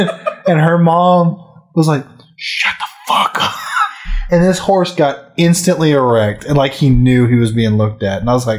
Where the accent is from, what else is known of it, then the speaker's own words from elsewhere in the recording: Weatherford, Texas, United States; When I lived in Weatherford